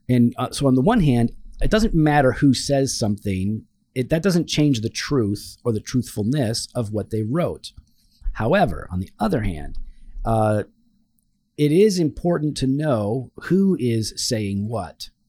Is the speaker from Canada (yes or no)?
yes; Canada; that and I'm Canadian.